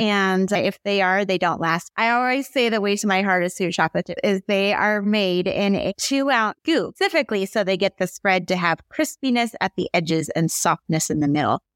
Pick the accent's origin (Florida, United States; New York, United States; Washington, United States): Washington, United States; Seattle; also born or lived in Hawaii; I moved back home from Hawaii. I was established there, but not in Seattle